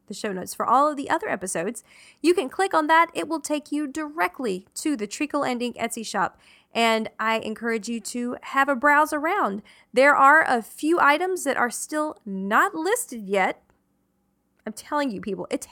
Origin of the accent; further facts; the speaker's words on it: the South, Southern United States, United States; born or raised there